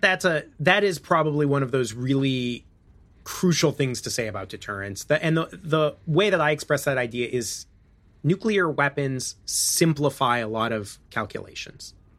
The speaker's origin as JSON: {"language": "English", "region": "Illinois", "country": "United States", "said": "I'm from Illinois"}